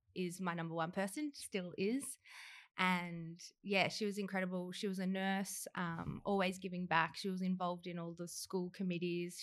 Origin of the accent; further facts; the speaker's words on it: Horsham, Victoria, Australia; now in Melbourne, Australia; I'm from Horsham, where Danny is from as well, and small country town, and grew up with both mum, dad, a perfect life